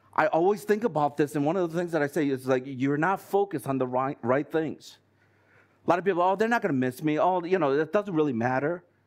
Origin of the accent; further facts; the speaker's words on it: United States; moved away as an adult; I've been brought up in the States